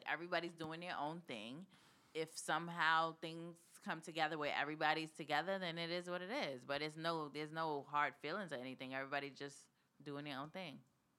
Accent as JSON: {"language": "English", "town": "Queens", "region": "New York", "country": "United States", "said": "It seems like with the girls, we come from Queens."}